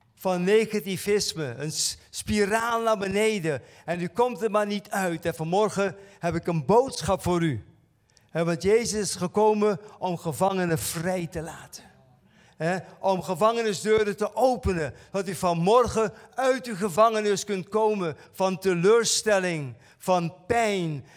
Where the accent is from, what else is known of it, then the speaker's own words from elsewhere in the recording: Curaçao; bij ons op Curaçao